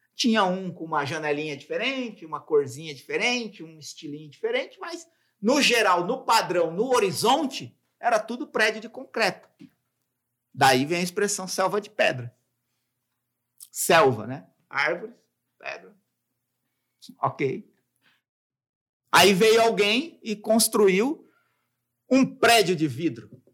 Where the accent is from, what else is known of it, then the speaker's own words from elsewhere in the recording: São Paulo, Brazil; eu moro em São Paulo, né? Sou de São Paulo